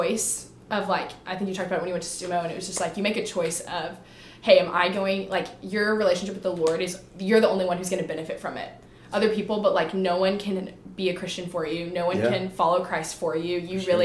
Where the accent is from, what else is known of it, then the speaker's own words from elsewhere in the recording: Austin, Texas, United States; now in Waco, United States; I'm from Austin